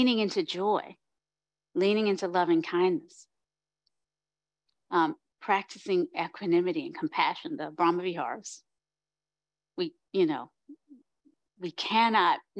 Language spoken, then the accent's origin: English; North Carolina, United States; my people growing up in the South in North Carolina